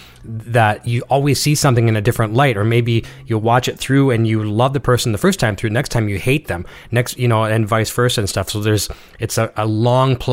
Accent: Canada; As a Canadian

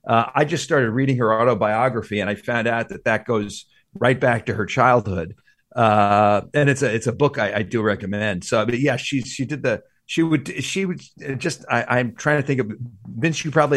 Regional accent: New York, United States; moved away; New York is my hometown.

